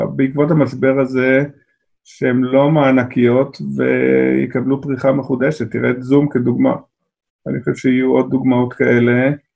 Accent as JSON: {"language": "Hebrew", "country": "Israel", "said": "אנחנו כישראלים"}